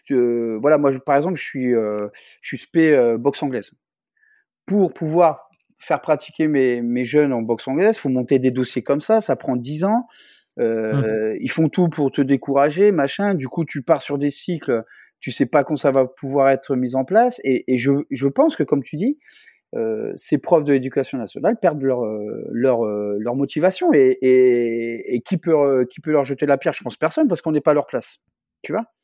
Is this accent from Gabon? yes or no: no; Réunion; chez nous, à La Réunion